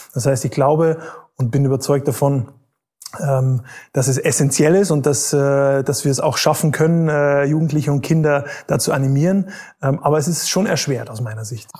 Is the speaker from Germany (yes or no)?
yes; Bavaria, Germany; ich bin eigentlich in Bayern aufgewachsen